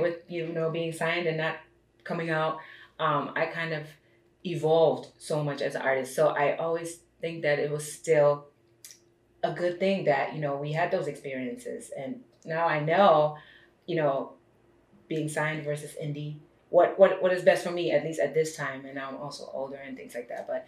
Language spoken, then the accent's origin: English; Germany; also born or lived in Brooklyn, New York, United States; now in Los Angeles, United States; I was born and raised in Germany.